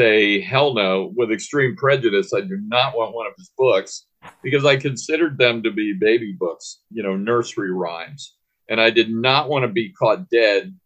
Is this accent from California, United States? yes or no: yes; San Diego, California, United States; moved away; also born or lived in Washington, D.C.; I grew up in San Diego, California, part of my life. I'm a native Washingtonian. I was born in D.C., but from the age of about 5 years old until I was a teenager, I lived in San Diego